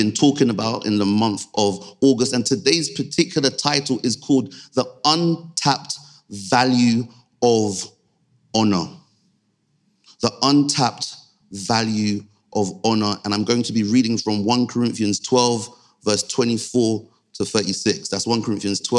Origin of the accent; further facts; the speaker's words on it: Nigeria; Being Nigerian, having a, you know, clearly a Nigerian background